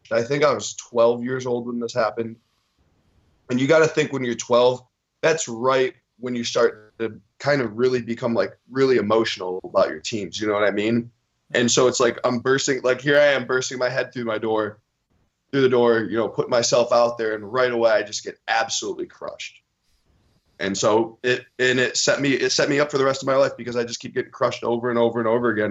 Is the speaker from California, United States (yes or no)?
no; New York, United States; growing up in New York, the Yankees are a religion.